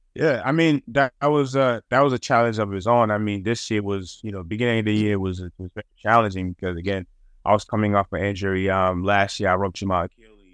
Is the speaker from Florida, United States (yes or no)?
no; Boston, Massachusetts, United States; growing up in Massachusetts and Boston